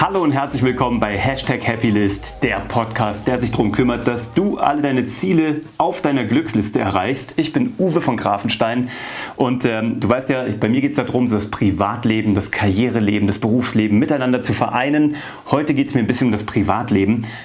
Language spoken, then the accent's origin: German; Kassel, Hesse, Germany; also born or lived in Cologne / Vienna; now in Munich, Germany; Ich komme aus Kassel, habe lange in Köln gelebt, dann in Wien